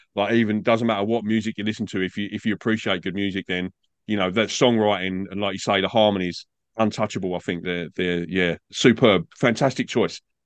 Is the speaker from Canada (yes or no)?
no; England, United Kingdom; now in Australia; I'm, I'm English. I grew up in England